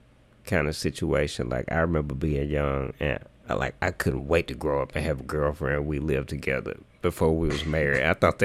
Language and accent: English; Jackson, United States; growing up in Jackson